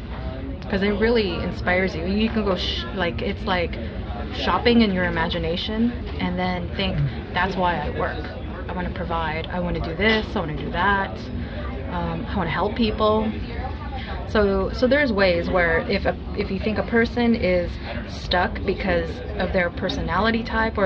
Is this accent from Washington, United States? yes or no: yes; White Center, Washington, United States; I'm from White Center. I grew up in the same house that I lived